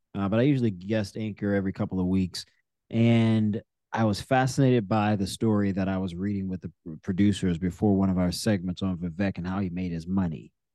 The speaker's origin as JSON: {"language": "English", "town": "New Orleans", "region": "Louisiana", "country": "United States", "tie": "born or raised there", "moved": "yes", "said": "grew up in my hometown of New Orleans with me."}